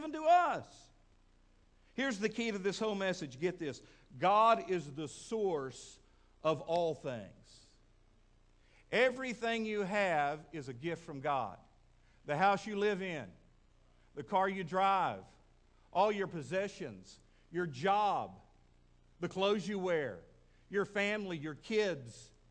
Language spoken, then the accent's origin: English; Midland, Texas, United States; now in Fort Smith, United States; Back when I was a kid, growing up in Midland, Texas